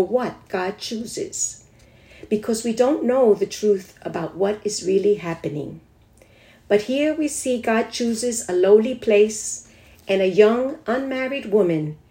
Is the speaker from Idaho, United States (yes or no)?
no; New York City, New York, United States; I came from the Bronx